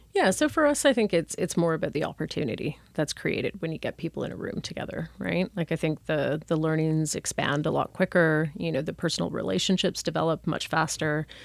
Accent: Toronto, Ontario, Canada; moved away as an adult; also born or lived in England / Asia; I'm originally from Toronto

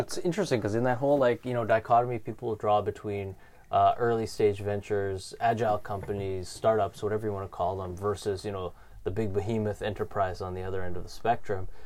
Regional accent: Canada; being Canadian

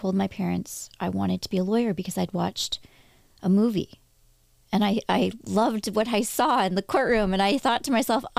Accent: Toronto, Ontario, Canada; also born or lived in Victoria; I was born in Toronto, moved to Victoria, moved back to Toronto. But in Victoria, I told everybody that I was from Toronto at age like 5, 6, 7.

